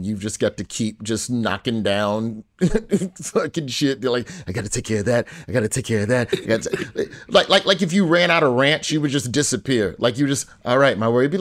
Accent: Alabama, United States; My home state

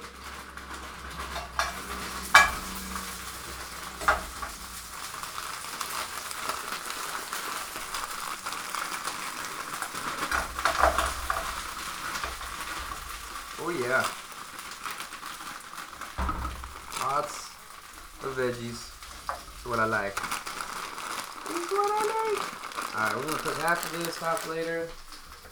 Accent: Sacramento area, Stockton, California, United States; moved away; my hometown Sacramento Kings

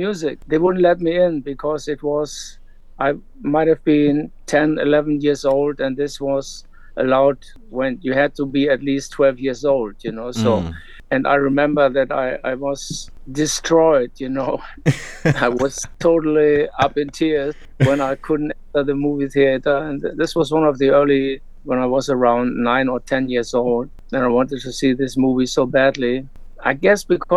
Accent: Hanover, Lower Saxony, Germany; I grew up in Germany, Hanover, West Germany at the time, post-war generation.

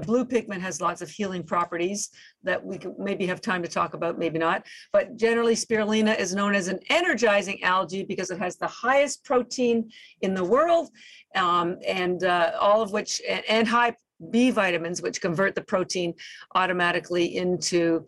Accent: Canada; now in Boston, United States; We're actually based in Boston, although I am Canadian

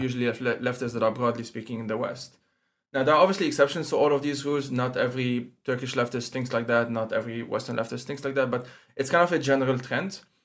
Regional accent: Lebanon; moved away as an adult; now in Switzerland; I'm originally from Lebanon, that's where I grew up

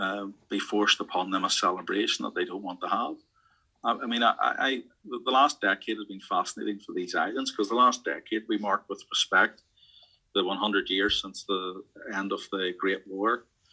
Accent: Northern Ireland, United Kingdom; those of us of our generation who had to grow up in the Troubles

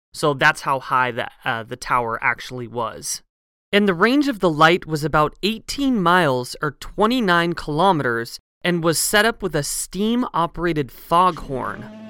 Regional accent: Pacific Northwest, United States; Growing up in the Pacific Northwest

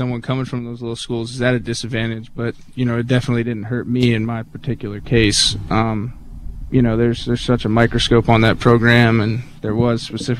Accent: Palmyra, Virginia, United States; I'm from Palmyra, Virginia.

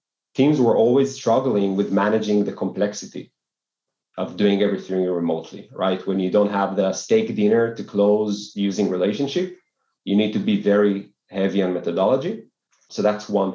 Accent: Tel Aviv, Tel Aviv District, Israel; born and raised in Tel Aviv

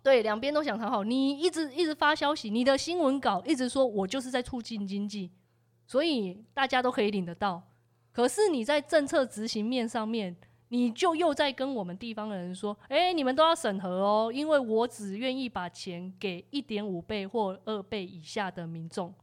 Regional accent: Taiwan; 我们是台湾人民

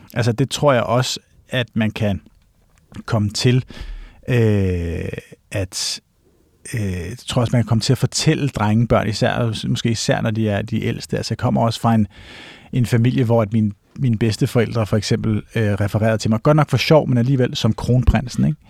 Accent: Gammel Holte, north of Copenhagen, Capital Region of Denmark, Denmark; also born or lived in Gentofte, Denmark / Switzerland; jeg er vokset op i øh, Gammelholdt, hedder det. Hmm. Øhm, som er sådan et gammelt, øh, primært sommerhusområde i virkeligheden, nord for København, 20 km nord

